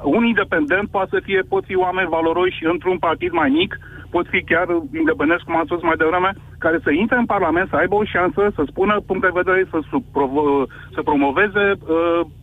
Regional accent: Constanța, Constanța County, Romania; Constanța, de unde sunt eu

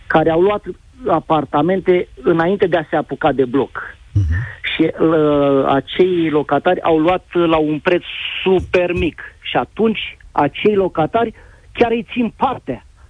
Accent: Ploiești, Prahova, Romania; pot să zic că sunt din Ploiești

